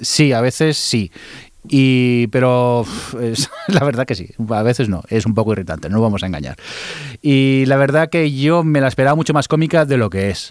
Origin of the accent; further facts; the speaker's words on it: Barcelona, Catalonia, Spain; los que somos de Barcelona